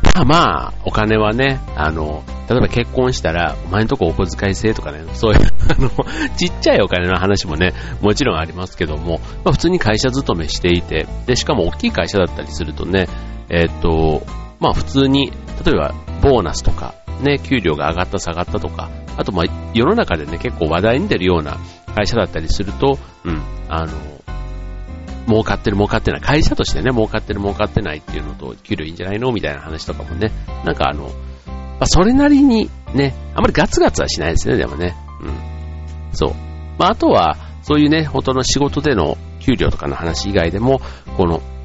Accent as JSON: {"language": "Japanese", "region": "Osaka", "country": "Japan", "tie": "born or raised there", "said": "自分のね、出身地というか、僕なんか大阪出身で"}